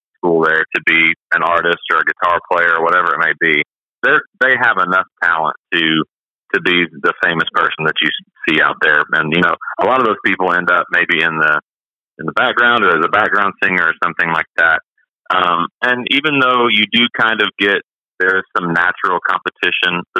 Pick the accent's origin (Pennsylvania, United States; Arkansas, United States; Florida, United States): Arkansas, United States; Hot Springs; moved away as an adult; also born or lived in Fort Scott, Kansas; now in Nashville, United States; grew up in Hot Springs, Arkansas. We moved there when I was about 2 or 3 and spent my young years there and graduated high school there.